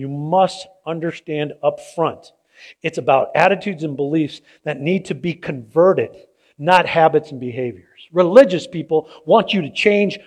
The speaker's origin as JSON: {"language": "English", "town": "San Diego", "region": "California", "country": "United States", "tie": "born or raised there", "said": "I grew up in San Diego"}